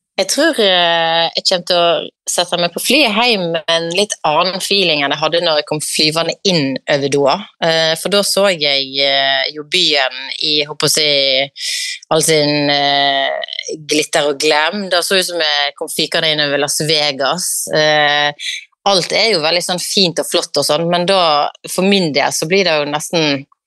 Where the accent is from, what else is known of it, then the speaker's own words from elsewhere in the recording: Norway; hjemme i Norge